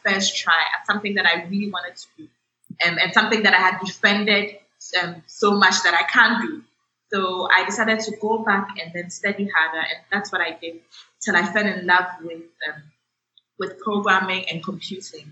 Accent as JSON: {"language": "English", "town": "Accra", "region": "Greater Accra", "country": "Ghana", "tie": "born or raised there", "said": "I grew up in Accra, Ghana, in West Africa."}